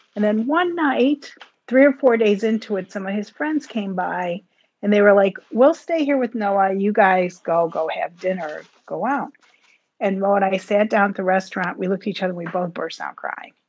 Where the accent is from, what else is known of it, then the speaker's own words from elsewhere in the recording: United States; as an American